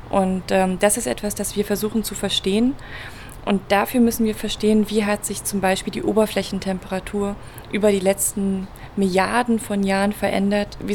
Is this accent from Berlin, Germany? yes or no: yes; Berlin, Germany; Ich komme ursprünglich aus Berlin